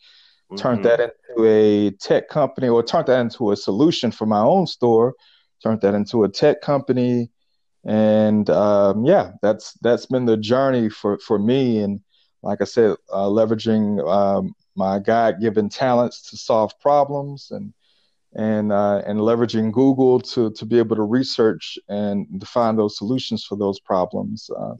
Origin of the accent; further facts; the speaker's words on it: Pensacola, Florida, United States; now in Atlanta, United States; Pensacola, Florida.